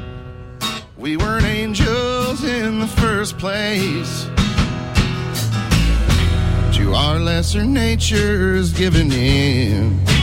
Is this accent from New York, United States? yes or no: no; Mecosta County, Michigan, United States; accent: Michigan; also born or lived in Nashville, Tennessee; there's a particular way people in the county where I grew up in Mecosta County, speak